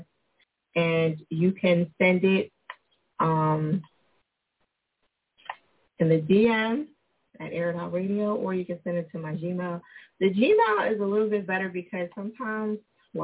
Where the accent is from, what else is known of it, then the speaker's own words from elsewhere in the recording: New Jersey, United States; moved away as an adult; now in Philadelphia, United States; I am originally from Jersey. I live in Philly. I've been here 20 years